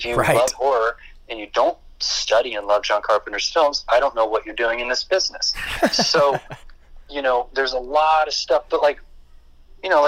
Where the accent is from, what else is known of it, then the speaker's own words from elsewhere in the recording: Ohio, United States; the location that I grew up in Ohio